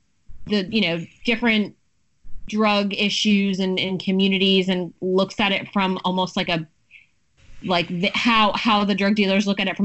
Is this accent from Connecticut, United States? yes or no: no; Broward County, Florida, United States; I'm from Broward County originally